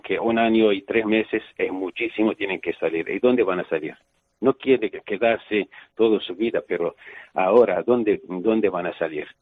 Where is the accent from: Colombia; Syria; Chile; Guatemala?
Syria; moved away; en mi pueblo hay una iglesia de la Virgen María